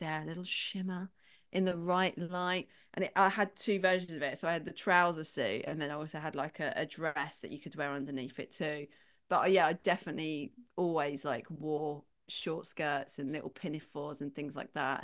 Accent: London, United Kingdom; 'cause I'm from London, grew up in London

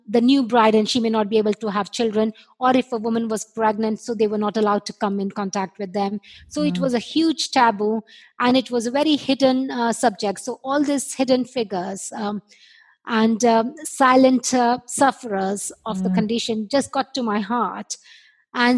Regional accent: India; moved away; I was born and brought up in India

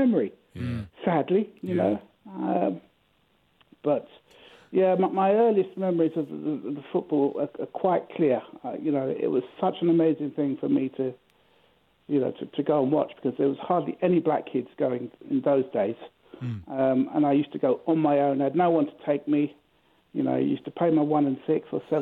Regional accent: London, United Kingdom; We are 4 miles from Wembley. Well, my mum's house was 4 miles from Wembley

